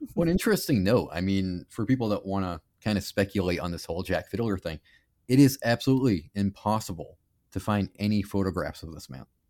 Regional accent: Canada; I'm Canadian

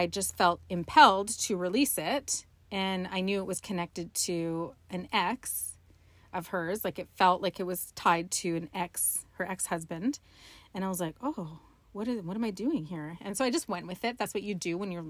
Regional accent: Dawson Creek, British Columbia, Canada; born or raised there; moved away

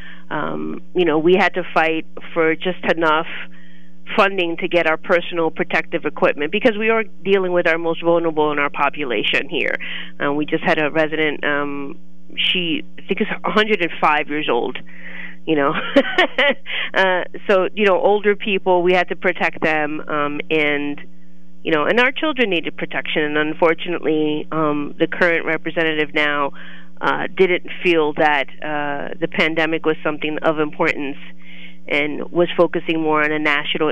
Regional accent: Brooklyn, New York, United States; moved away as an adult; also born or lived in Clinton County, Pennsylvania; now in Lock Haven, United States; I am a New York native, born and raised in Brooklyn, New York, came to Pennsylvania.

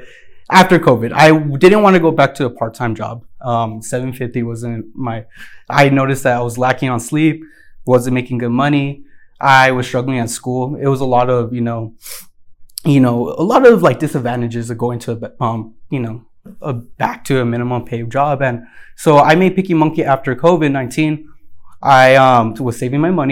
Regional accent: El Paso, Texas, United States; I'm from El Paso, Texas. I was born and raised here

